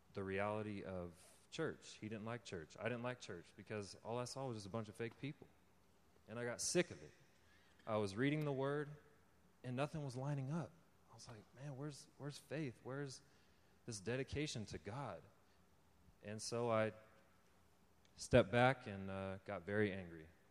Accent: California, United States; also born or lived in Texas / Oklahoma; came to California when I was seven years old. And I've lived here ever since.

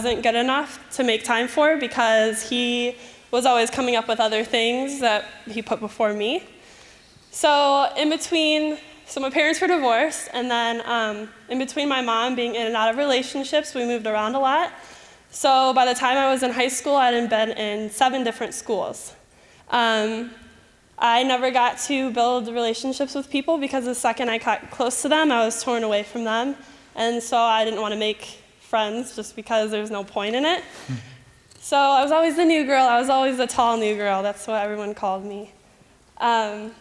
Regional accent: Michigan, United States; accent: Michigan; moved away; if at any time you hear my Michigan accent, please ignore it. Okay, so I grew up in Michigan

